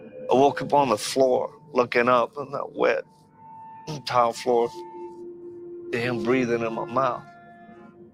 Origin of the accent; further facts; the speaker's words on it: Lafayette, Louisiana, United States; I'm originally from Louisiana. I was born in Lafayette, Louisiana, back in 1965.